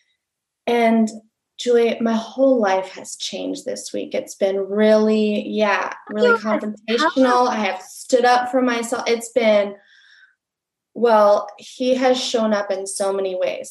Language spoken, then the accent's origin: English; Barcelona, Catalonia, Spain; moved away; I'm originally from Barcelona, Spain